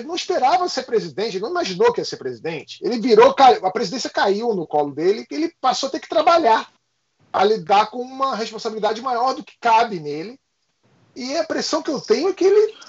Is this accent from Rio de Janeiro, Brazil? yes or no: yes; Rio de Janeiro, Brazil; a gente é do Rio de Janeiro